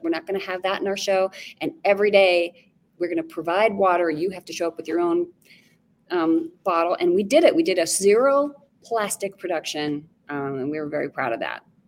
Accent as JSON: {"language": "English", "town": "Castle Rock", "region": "Colorado", "country": "United States", "tie": "born or raised there", "moved": "yes", "said": "I'm from Castle Rock, just like south of Denver"}